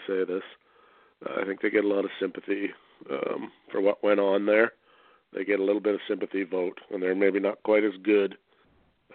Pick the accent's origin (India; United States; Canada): Canada; As a Canadian